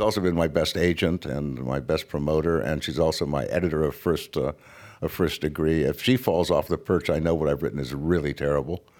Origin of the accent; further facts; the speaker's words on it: United States; I was raised to believe that I, as an American